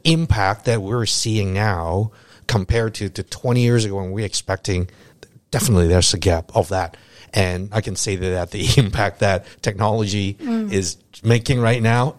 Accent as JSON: {"language": "English", "country": "Canada", "tie": "born or raised there", "also_born_or_lived": "Hong Kong / Singapore / Jakarta", "moved": "as an adult", "lives_now": "Hanoi, Vietnam", "said": "I was born in Hong Kong, but then I moved to Canada back then. Got most of my education, my most important first few jobs in Canada, in insurance companies and banking."}